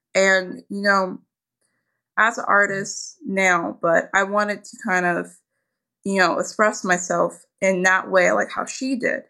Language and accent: English; Philadelphia, Pennsylvania, United States; I'm actually from Philadelphia, and when I was younger, we really, the school system around us, it was not the best